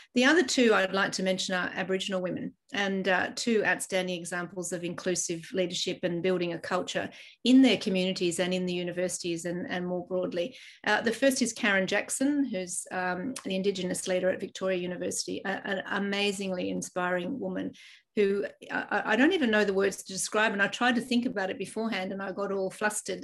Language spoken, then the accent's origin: English; Ireland; now in Australia; I was born in Ireland, and my home country is heading towards a 50 50 split